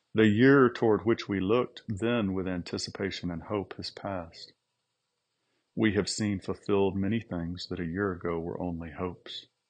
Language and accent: English; United States